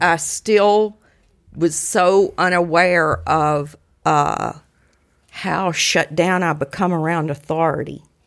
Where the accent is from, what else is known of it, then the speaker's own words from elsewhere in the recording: Mississippi, United States; moved away as an adult; I'm from Mississippi, but I've been up here almost forty years